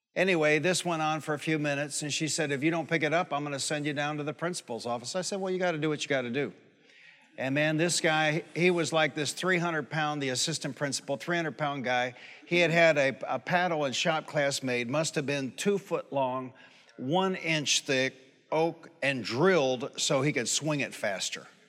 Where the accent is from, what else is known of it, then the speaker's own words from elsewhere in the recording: Detroit, Michigan, United States; I grew up in Detroit.